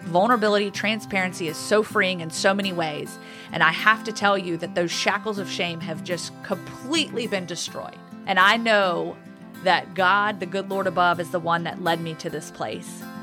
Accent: Roanoke, Virginia, United States; also born or lived in Guantanamo Bay, Cuba; now in Birmingham, United States; I grew up in Roanoke, Virginia

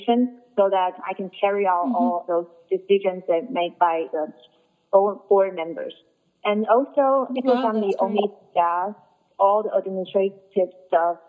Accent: Taipei, Taiwan; moved away as an adult; now in New York, United States; I'm from Taipei

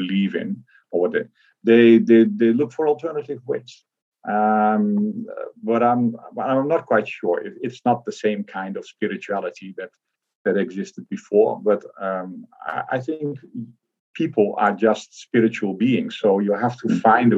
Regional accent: Netherlands; I grew up in the Netherlands

